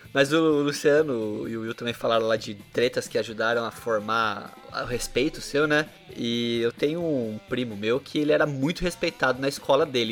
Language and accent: Portuguese; Bauru, São Paulo, Brazil; Na nossa adolescência aqui em Bauru